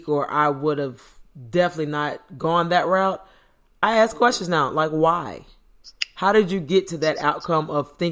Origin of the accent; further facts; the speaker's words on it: Florida, United States; I was born in Florida, stayed in Florida my whole life